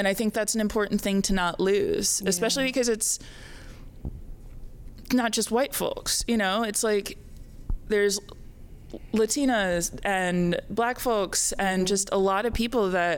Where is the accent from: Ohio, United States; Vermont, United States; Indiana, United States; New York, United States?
Indiana, United States; moved away; I am a Midwesterner. I grew up in Indiana.